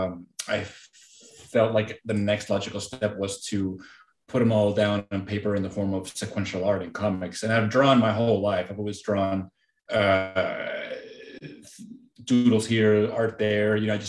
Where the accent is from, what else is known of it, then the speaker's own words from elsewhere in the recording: Mexico; I was born and raised in Mexico, right on the border with Texas.